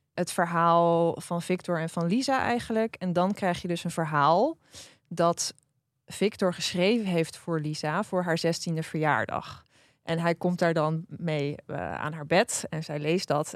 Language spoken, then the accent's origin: Dutch; Drenthe, Netherlands; ik ben opgegroeid in Drenthe